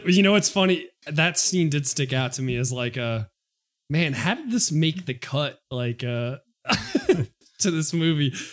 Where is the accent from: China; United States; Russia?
United States; New York City, New York; I'm a kid from Queens